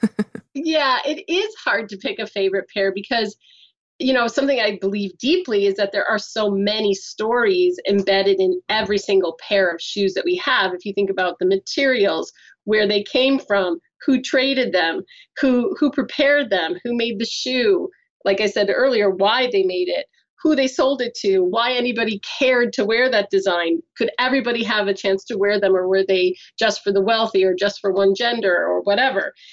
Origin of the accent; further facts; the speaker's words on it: United States; moved away; I'm American